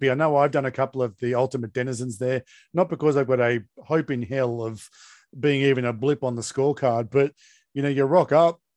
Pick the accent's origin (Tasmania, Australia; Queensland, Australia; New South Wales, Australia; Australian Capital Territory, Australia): Tasmania, Australia; Hobart; Because no. I grew up in Hobart.